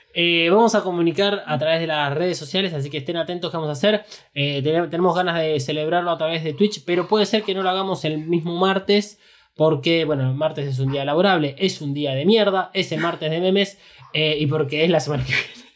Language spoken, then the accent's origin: Spanish; Argentina; nosotros somos argentinos